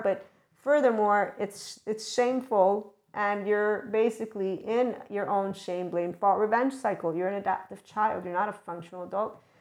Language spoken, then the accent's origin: English; United States